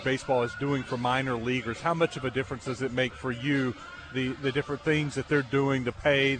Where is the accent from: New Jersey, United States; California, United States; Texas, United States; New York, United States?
Texas, United States; I grew up in Texas, so I'm a Rangers fan.